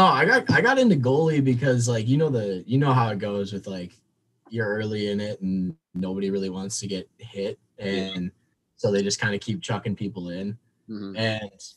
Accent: Bloomington, Minnesota, United States; I'm from Bloomington

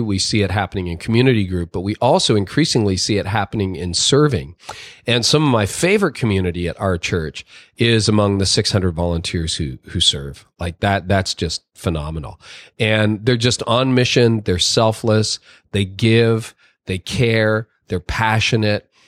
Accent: Canada; I was born in Canada. I'm a Canadian.

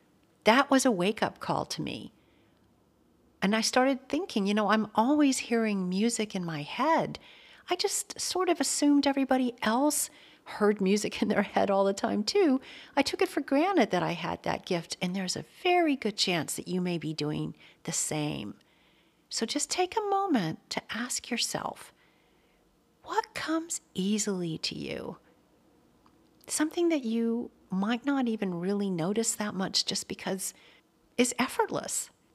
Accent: Atlanta, Georgia, United States; So I grew up in Atlanta, Georgia.

